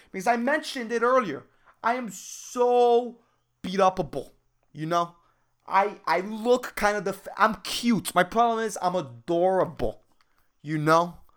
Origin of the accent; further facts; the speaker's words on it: Puerto Rico; Puerto Ricans are, like, we're all, like, white, tanned, dark-skinned, black